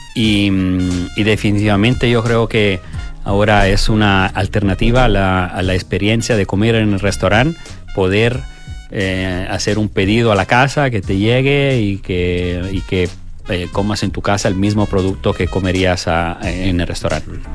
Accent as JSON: {"language": "Spanish", "country": "Italy", "moved": "yes", "said": "yo que soy italiano"}